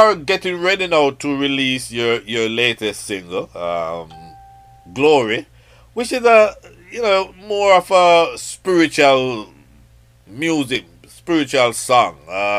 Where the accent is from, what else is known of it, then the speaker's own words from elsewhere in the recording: Spanish Town, Saint Catherine, Jamaica; Your mom, we are from the same town. I've met her personally, but, you know, once a Spanish-tonian, always a Spanish-tonian.